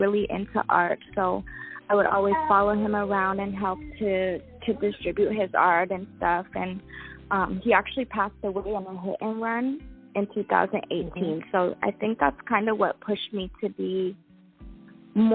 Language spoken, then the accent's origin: English; Toronto, Ontario, Canada; I grew up in and around Toronto